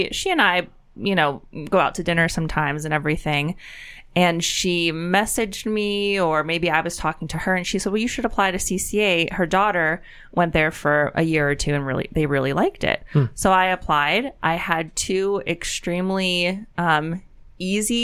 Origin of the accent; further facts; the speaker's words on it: Penn Hills, Pennsylvania, United States; I'm a Penn Hills alum